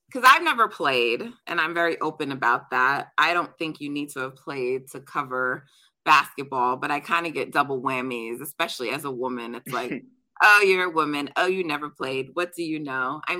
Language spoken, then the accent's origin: English; Jamaica; I'm Jamaican, so we're we're track people in my family.